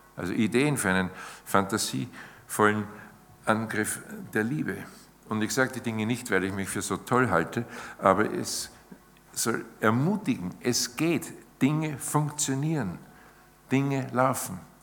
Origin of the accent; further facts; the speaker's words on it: Austria; bei uns in Zeit im Bild